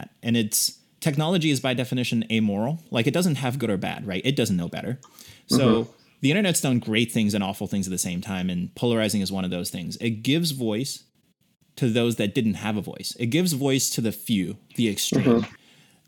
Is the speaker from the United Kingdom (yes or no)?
no; China; now in United States; born and raised in China, and I came to the U.S. just like you